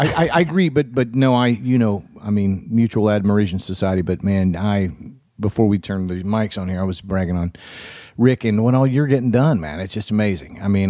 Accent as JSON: {"language": "English", "region": "the South", "country": "United States", "tie": "born or raised there", "said": "growing up in the South like you did and I did, I don't know, man."}